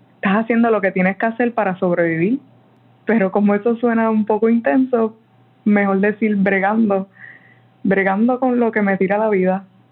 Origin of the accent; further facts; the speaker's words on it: San Juan, Puerto Rico; soy de San Juan